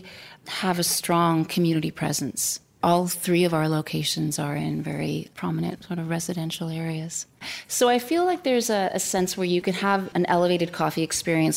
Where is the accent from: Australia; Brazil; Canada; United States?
Canada; Toronto, Ontario; So I grew up in Greektown